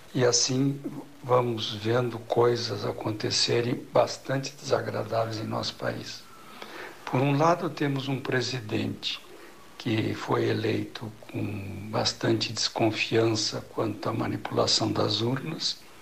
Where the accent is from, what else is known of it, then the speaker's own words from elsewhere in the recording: Brazil; somos brasileiros e que nos orgulhamos de ser brasileiro